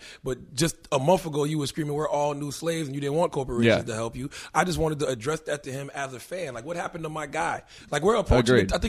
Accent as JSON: {"language": "English", "town": "Moncks Corner", "region": "South Carolina", "country": "United States", "tie": "born or raised there", "also_born_or_lived": "Charleston, South Carolina", "moved": "as an adult", "said": "Well, Monk's Corner, South Carolina. I was born in Charleston, raised in a small town called Monk's Corner. Population less than 8,000. Berkeley High School."}